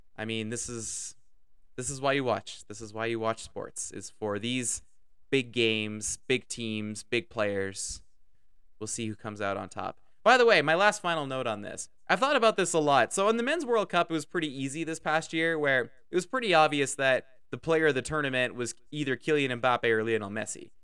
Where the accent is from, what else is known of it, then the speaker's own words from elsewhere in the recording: Canada; I'm Canadian.